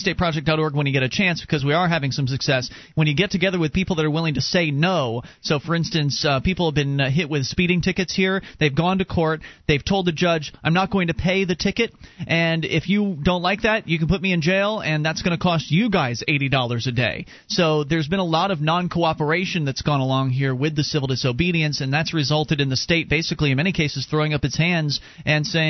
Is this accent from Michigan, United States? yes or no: no; Florida, United States; now in New Hampshire, United States; Mark and I are originally from Florida